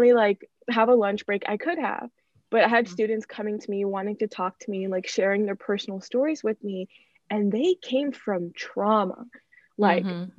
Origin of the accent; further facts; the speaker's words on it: United States; I was born in the US